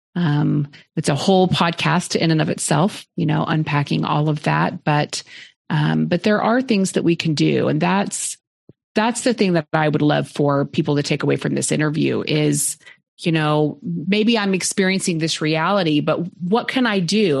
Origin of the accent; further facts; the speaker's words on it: Oklahoma, United States; now in Austin, United States; I grew up in Oklahoma